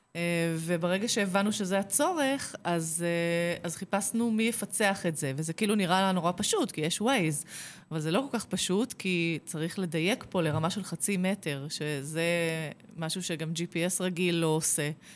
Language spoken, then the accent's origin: Hebrew; Kfar Saba, Central District, Israel; נולדתי בכפר סבא